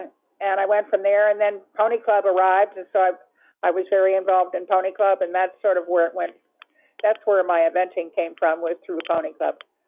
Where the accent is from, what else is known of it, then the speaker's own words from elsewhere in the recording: Virginia, United States; moved away as an adult; now in Maryland, United States; I grew up in Virginia where there was a lot of hunting